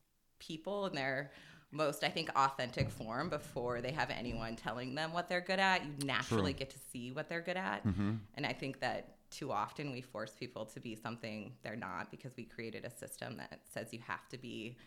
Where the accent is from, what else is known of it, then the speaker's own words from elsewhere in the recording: Hilliard, Ohio, United States; I think I always say growing up in Hilliard definitely gave me the sense of like justice